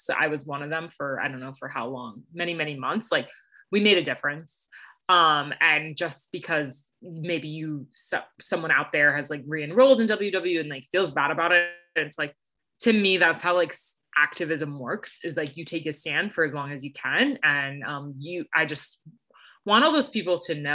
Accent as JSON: {"language": "English", "town": "New York City", "region": "New York", "country": "United States", "moved": "yes", "said": "I'm originally from New York City. So I rep New York hard."}